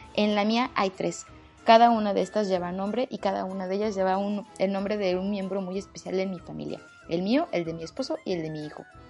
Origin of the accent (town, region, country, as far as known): Mexico City, Mexico